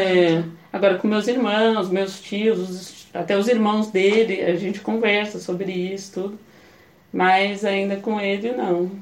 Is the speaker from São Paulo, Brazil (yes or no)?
yes; Taubaté, São Paulo, Brazil; moved away as an adult; also born or lived in Campinas; sou de Taubaté, vim pra Campinas pra fazer sociologia